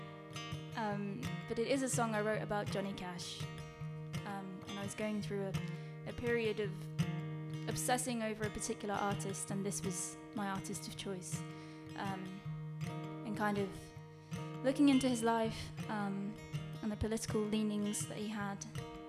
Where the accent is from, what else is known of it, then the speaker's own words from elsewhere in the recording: Norwich, East of England, United Kingdom; moved away as an adult; also born or lived in London; I moved back to Norwich a couple of months ago